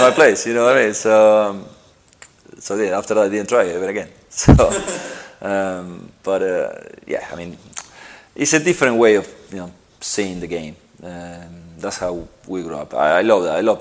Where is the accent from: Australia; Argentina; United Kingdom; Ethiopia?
Argentina; moved away; I grew up in Argentina